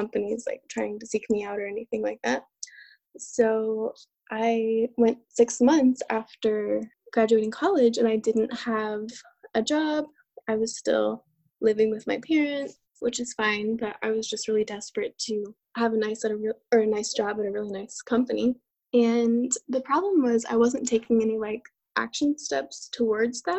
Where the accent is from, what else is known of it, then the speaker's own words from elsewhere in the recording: Texas, United States; I am from Texas and I was born and raised here